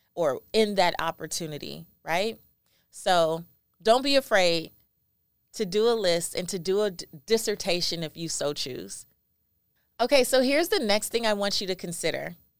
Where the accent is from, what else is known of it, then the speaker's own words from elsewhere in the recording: Los Angeles, California, United States; I am a first generation American. I am Belizean, and I was raised in South Central Los Angeles, an area called Lemur Park